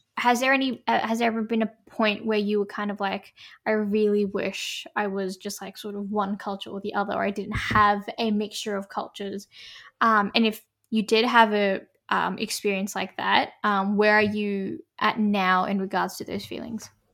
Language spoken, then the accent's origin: English; Australia; I'm a Australian Indian Muslim woman